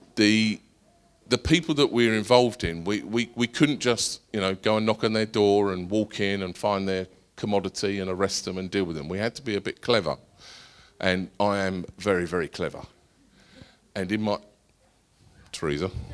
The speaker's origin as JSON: {"language": "English", "area": "Essex", "region": "East of England", "country": "United Kingdom", "said": "I'm from Essex"}